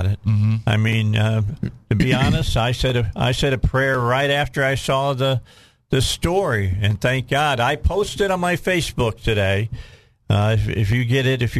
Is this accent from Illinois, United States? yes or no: yes; outside of Chicago, Illinois, United States; moved away; I grew up outside of Chicago